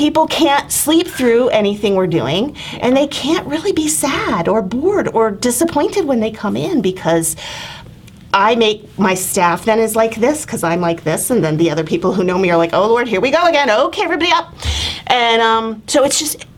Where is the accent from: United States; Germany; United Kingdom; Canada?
United States; New Hampshire; born or raised there; also born or lived in Tennessee